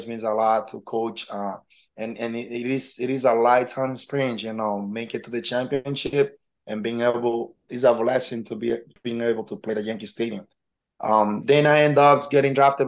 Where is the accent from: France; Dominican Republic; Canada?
Dominican Republic; Santiago; also born or lived in Harlem, New York / Washington Heights, New York; now in New York, United States; I grew up in the Dominican Republic. I'm from Dominican Republic, Santiago, from a small town, small